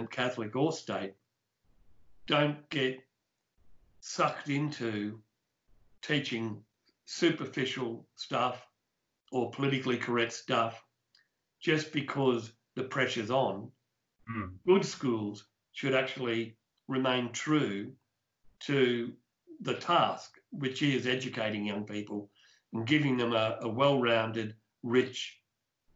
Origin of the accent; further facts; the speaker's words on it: Broadmeadows, Victoria, Australia; I grew up in Broadmeadows, we had Broadie Technical School, Broadmeadows High School